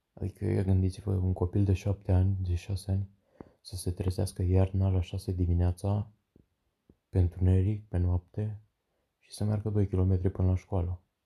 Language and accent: Romanian; Pitești, Argeș, Romania; sunt din Pitești, Argeș